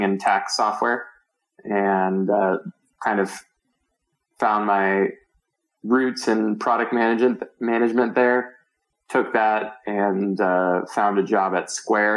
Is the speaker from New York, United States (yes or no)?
no; Virginia, United States; moved away as an adult; also born or lived in Palo Alto, California / San Francisco, California / Marin, California; now in Boulder, United States; I grew up in Virginia, outside of DC, and spent my childhood there.